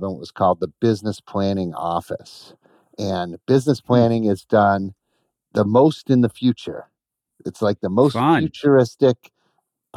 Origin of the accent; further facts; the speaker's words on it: East Coast, United States; moved away; I'm from the East Coast like Larry, and I just didn't grow up in an automotive environment